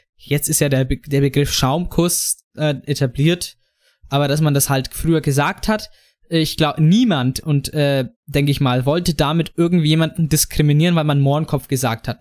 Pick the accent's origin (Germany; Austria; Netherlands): Germany; Franconia, Bavaria; der Jan und ich als Franken